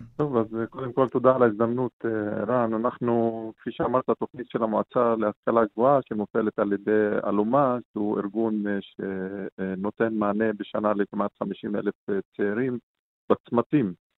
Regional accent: Shefa-'Amr, Northern District, Israel; אני משפרעם

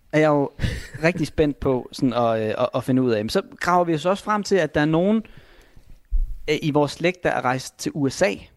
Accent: Vendsyssel, North Denmark Region, Denmark; vendelbosk heroppe, hvor jeg kommer fra

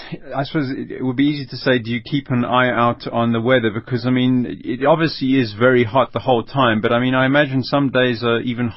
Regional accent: South Africa

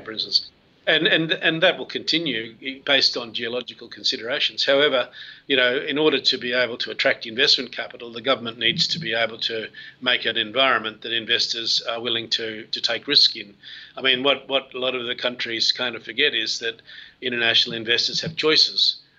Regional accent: Australia; I am an Australian

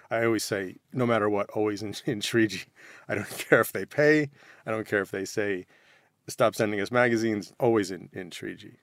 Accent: United States; as, as an American

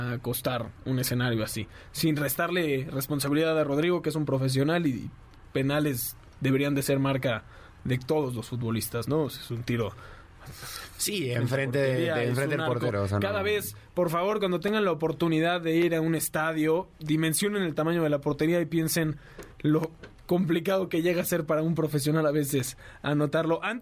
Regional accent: Argentina; No, es que yo, aparte de argentino, soy inglés.

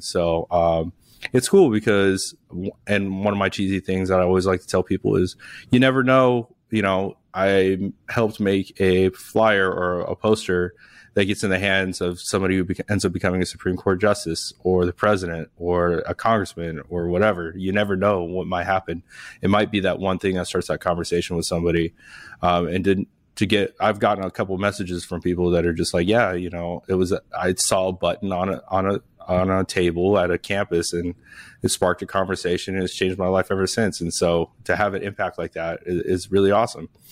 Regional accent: Las Vegas, Nevada, United States; now in Arizona, United States; I'm from Las Vegas

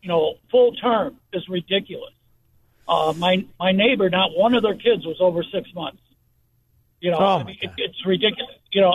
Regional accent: Chicago, Illinois, United States; now in Ohio, United States; in Ohio. Actually, I'm from Chicago. I'm 47 miles into Ohio.

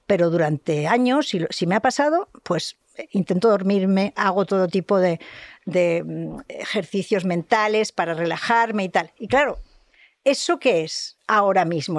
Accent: Catalonia, Spain; soy catalana

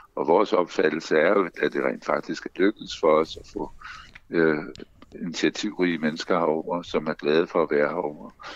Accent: Bornholm, Capital Region of Denmark, Denmark; Jeg er opvokset på Bornholm, så jeg, jeg kan sagtens forstå Bornholmsk.

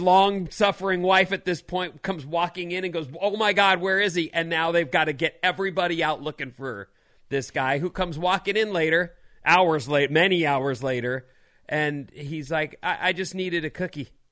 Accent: Southern California, United States; moved away; also born or lived in Philadelphia; I grew up in Southern California

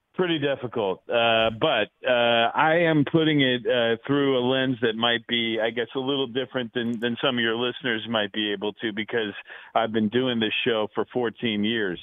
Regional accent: Bay Area, California, United States; now in Phoenix, United States; I grew up in the Bay Area in California.

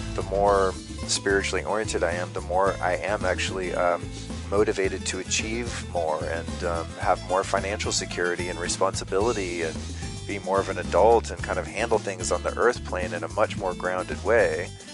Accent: Colorado, United States; I had kind of the dad out doing the cowboy hunter, fisher, outdoorsman thing in Colorado

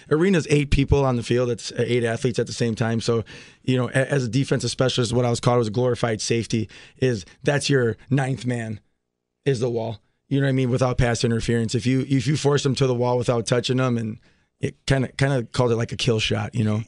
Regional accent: Milwaukee, Wisconsin, United States; So I grew up in Milwaukee.

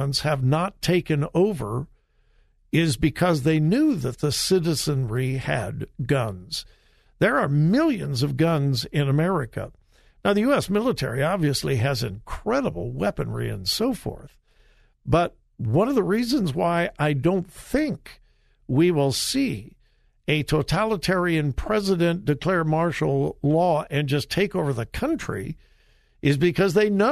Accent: Southern California, United States; I grew up in Southern California, but I went to my grandpa's farm in Mount Vernon, Missouri, every summer

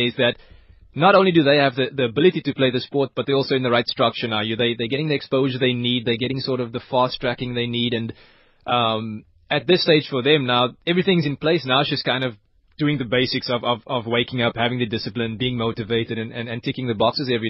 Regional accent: South Africa; being South African

